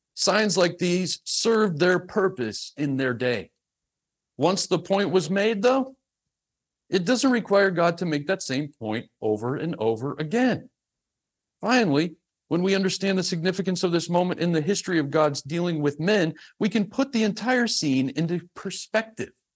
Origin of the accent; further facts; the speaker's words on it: the South, United States; I'm from the South